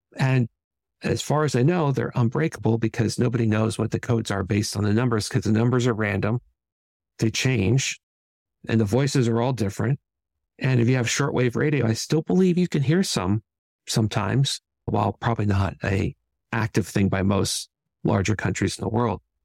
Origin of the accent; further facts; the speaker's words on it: San Francisco, California, United States; I grew up in San Francisco in California